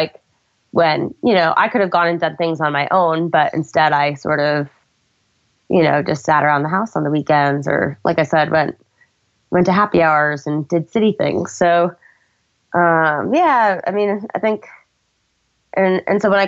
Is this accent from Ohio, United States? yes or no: no; Idaho, United States; I grew up in Idaho and all my family was back here.